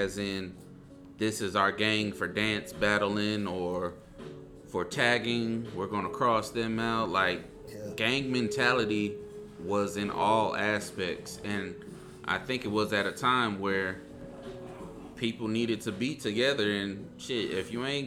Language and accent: English; California, United States; moved away as an adult; also born or lived in Florida; Then I went back to California. So I say I'm from California